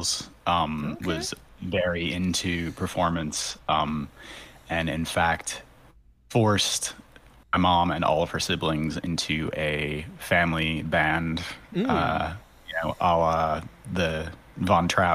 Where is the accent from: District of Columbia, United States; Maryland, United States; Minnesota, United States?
Minnesota, United States; Twin Cities; moved away as an adult; also born or lived in London, United Kingdom; now in New York, United States; I grew up in the Twin Cities